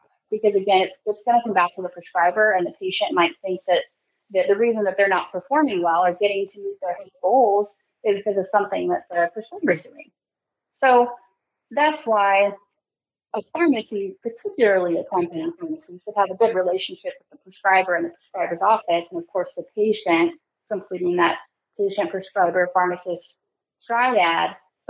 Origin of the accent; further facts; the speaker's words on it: California, United States; now in Texas, United States; So, you know, I came from California. California has pretty strict standards when it comes to their state board of pharmacy